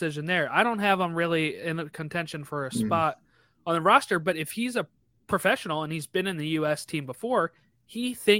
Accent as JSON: {"language": "English", "region": "Illinois", "country": "United States", "said": "I can get Chicago because I'm from Illinois."}